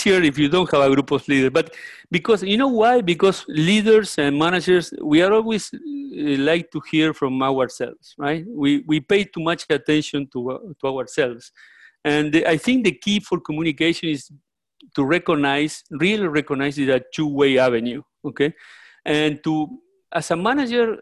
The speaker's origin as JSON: {"language": "English", "country": "Uruguay", "tie": "born or raised there", "also_born_or_lived": "Mexico", "moved": "as an adult", "lives_now": "Florida, United States", "said": "I am Uruguayan. I was born in Uruguay, South America."}